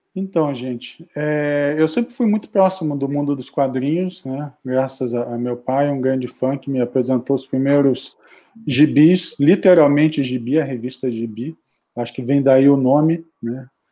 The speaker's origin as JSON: {"language": "Portuguese", "region": "Rio de Janeiro", "country": "Brazil", "tie": "born or raised there", "said": "eu nasci no Rio, eu fui com a escola ver a gráfica, a editora Ebal, nos anos 70"}